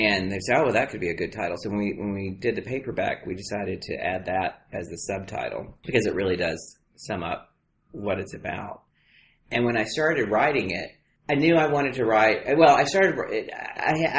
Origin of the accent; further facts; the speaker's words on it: Beaumont, Texas, United States; moved away; in Beaumont, Texas, little old flat as a flitter, hot and steamy, oil refinery capital, Beaumont, Texas.